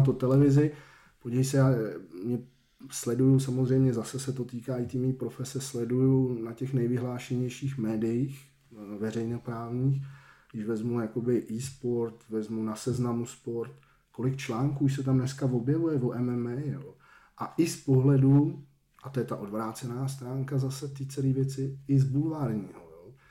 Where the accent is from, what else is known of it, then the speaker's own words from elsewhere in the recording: Rakovník, Central Bohemian Region, Czechia; now in Hradec Králové, Czech Republic; A na sídlišti jsem vyrůstal v Rakovníku